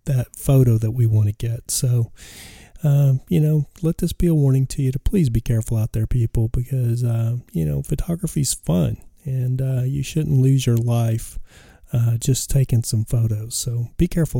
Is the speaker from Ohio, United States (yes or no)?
no; West Texas, United States; I was a kid growing up in West Texas, the deserts of West Texas.